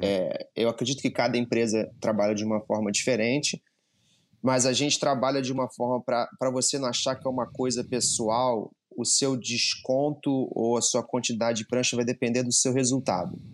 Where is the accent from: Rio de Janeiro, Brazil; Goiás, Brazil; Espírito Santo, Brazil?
Rio de Janeiro, Brazil; moved away as an adult; now in United States; E eu sou do Rio de Janeiro, do Postinho, eu e o André, a gente cresceu surfando lá